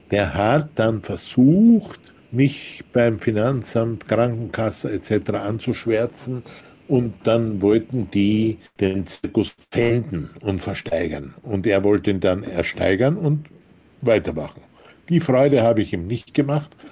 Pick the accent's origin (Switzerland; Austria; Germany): Austria; wir waren in Österreich, ich bin ja Österreicher